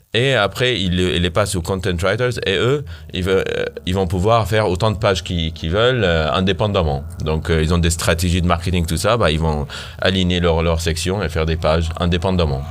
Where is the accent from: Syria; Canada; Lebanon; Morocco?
Syria; French is a second language; also born or lived in Armenia; now in Paris, France; je viens de loin, d'ici au moins. Euh, je viens de la Syrie.